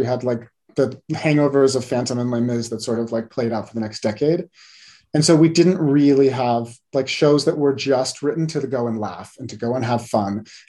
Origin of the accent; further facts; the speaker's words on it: West Coast, United States; I grew up on the West Coast, so I was not quite as in touch with musical theater on Broadway and in New York as a lot of people were.